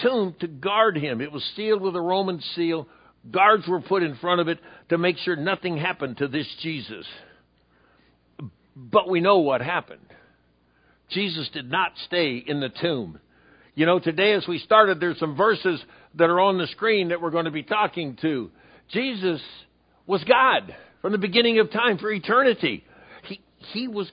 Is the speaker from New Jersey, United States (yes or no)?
no; San Diego, California, United States; Calvary Baptist in San Diego, California, my hometown